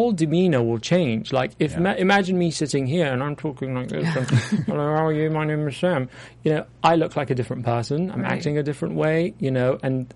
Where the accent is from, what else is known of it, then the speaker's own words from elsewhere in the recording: London, United Kingdom; moved away as an adult; now in Los Angeles, United States; as a Londoner, I have to say, no matter how, I think even if I'll be here for 50 years, it'll always be new for me, because having had that, you know, that upbringing in London